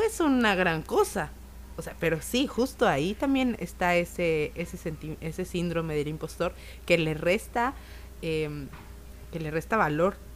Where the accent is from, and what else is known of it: Mexico